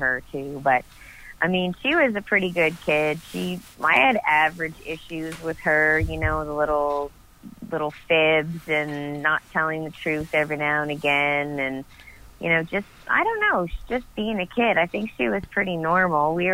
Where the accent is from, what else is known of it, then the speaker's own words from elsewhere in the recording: Annapolis Valley, Nova Scotia, Canada; also born or lived in Yarmouth, Nova Scotia; I'm from the Annapolis Valley in Nova Scotia. Born and raised here.